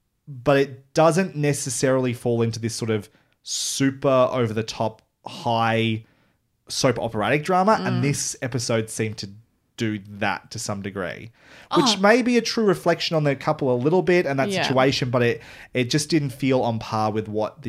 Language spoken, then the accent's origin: English; Australia; I am looking at certain parts of this and like raising an eyebrow as an Australian.